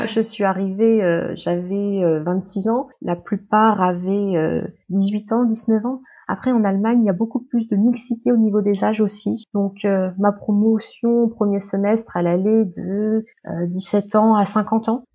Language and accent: French; Paris region, Île-de-France, France; moved away as an adult; also born or lived in Le Mans, France; now in Hanover, Germany; je suis originaire de région parisienne